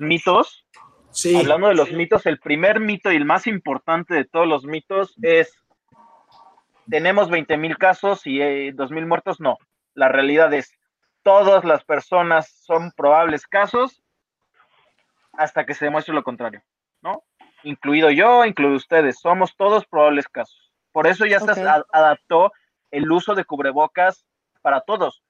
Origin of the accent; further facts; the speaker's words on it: Mexico; somos mexicanos